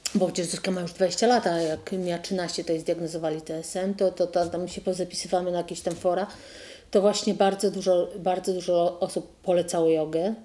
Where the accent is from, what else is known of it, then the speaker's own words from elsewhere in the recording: Zielona Góra, Lubusz Voivodeship, Poland; czy pani jest z Zielonej Góry? Ja mówię, że tak.